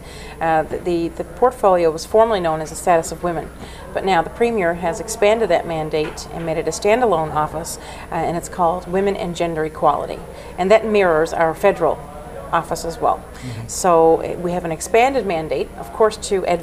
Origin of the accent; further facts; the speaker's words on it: Spaniard's Bay, Newfoundland and Labrador, Canada; also born or lived in Nova Scotia; I grew up in Spaniards Bay